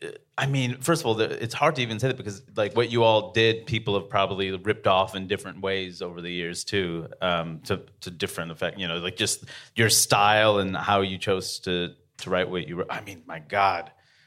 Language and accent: English; India; she's Korean and I'm Indian.